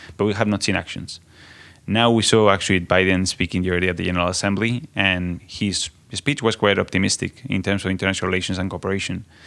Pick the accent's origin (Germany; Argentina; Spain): Spain; I come from Spain, so I come from the context of the European Union